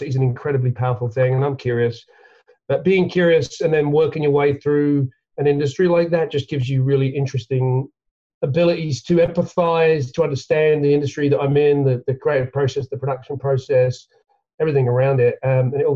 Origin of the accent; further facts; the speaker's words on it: London, United Kingdom; now in Connecticut, United States; I grew up in London, England. You probably picked that up from the accent